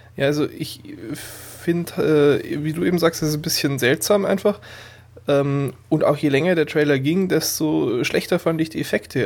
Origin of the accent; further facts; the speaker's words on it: Burghausen, Bavaria, Germany; moved away; meiner alten Heimatstadt in Burghausen